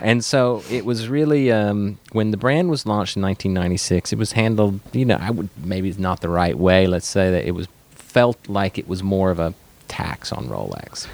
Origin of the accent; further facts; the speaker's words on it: Arkansas, United States; moved away; also born or lived in northern Louisiana; was born in northern Louisiana, grew up in Arkansas